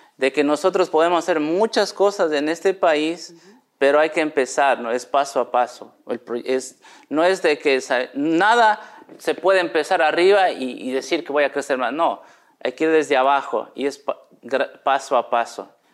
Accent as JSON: {"language": "Spanish", "town": "Cuenca", "region": "Azuay", "country": "Ecuador", "also_born_or_lived": "Quito", "moved": "yes", "said": "soy de Cuenca, pero fuimos a Quito a trabajar"}